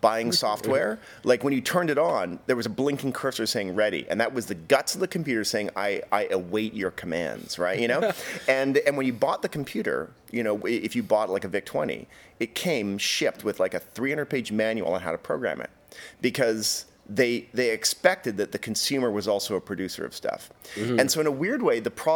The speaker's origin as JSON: {"language": "English", "country": "Canada", "tie": "born or raised there", "said": "I grew up in Canada"}